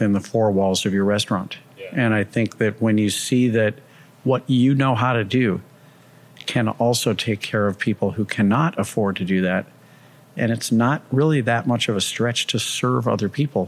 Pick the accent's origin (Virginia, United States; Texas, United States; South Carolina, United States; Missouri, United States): Missouri, United States; St. Louis; now in New York City, United States; I'm originally from St. Louis and I will always feel like a Midwesterner